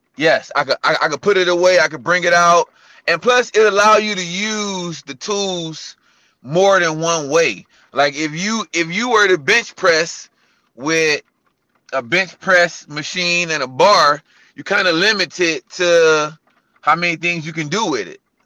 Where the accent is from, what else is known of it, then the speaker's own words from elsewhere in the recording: Cleveland, Ohio, United States; also born or lived in California; now in Charlotte, United States; I'm born and raised in Cleveland